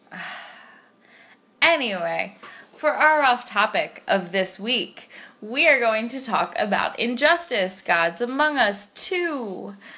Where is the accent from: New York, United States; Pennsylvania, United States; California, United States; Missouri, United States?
Pennsylvania, United States; Philadelphia; I'm your stereotypical Philly girl